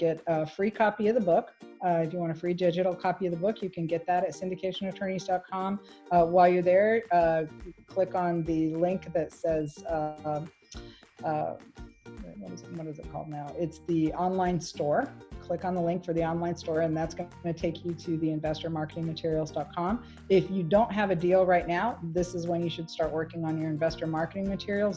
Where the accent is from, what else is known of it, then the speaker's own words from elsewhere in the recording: Michigan, United States; moved away; I came from Michigan